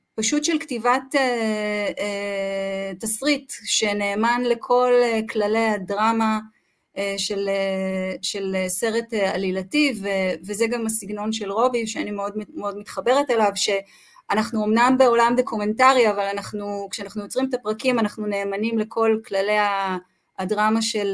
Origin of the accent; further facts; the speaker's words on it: Kinneret, Northern District, Israel; גדלתי בצפון, גדלתי בכנרת